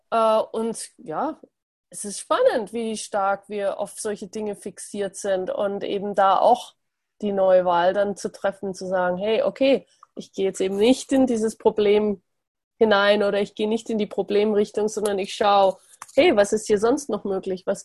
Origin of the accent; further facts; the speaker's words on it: Germany; ich meine, ich bin auch in Deutschland aufgewachsen